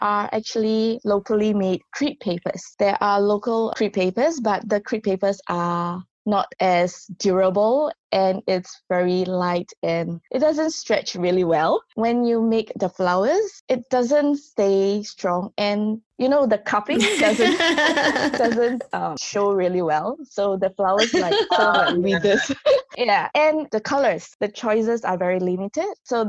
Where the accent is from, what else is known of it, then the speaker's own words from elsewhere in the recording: Singapore; moved away as an adult; now in South Korea; I grew up in Singapore, so our culture is really different.